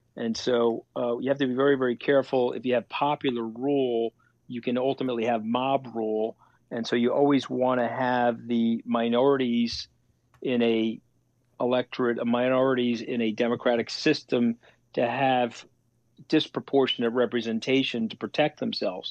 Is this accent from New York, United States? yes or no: yes; New York City, New York, United States; I'm a New Yorker